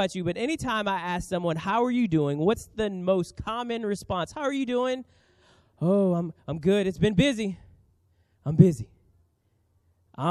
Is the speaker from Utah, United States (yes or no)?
no; New Orleans, Louisiana, United States; now in San Diego, United States; I grew up in New Orleans.